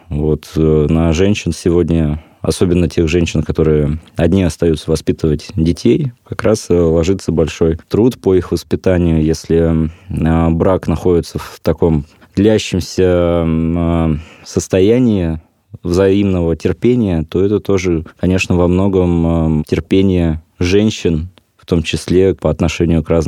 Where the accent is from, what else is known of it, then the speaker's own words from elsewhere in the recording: Kemerovo Oblast, Russia; Вот я сам из Кузбасса родом, работал на шахте